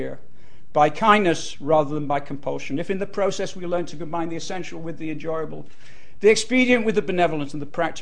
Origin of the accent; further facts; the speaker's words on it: Bolton, North West England, United Kingdom; I was brought up in Bolton